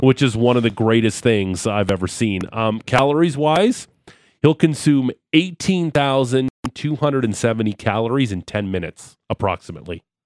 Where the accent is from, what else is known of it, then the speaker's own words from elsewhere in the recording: Niagara Falls, Ontario, Canada; I'm from Niagara Falls